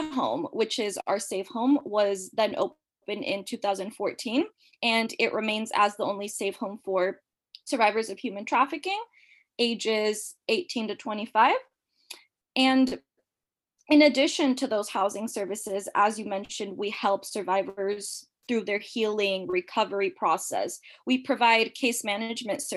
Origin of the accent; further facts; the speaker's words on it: San Jose, California, United States; moved away as an adult; also born or lived in Mexico / Irvine, California; now in Washington, D.C., United States; we moved back to San Jose. I was raised here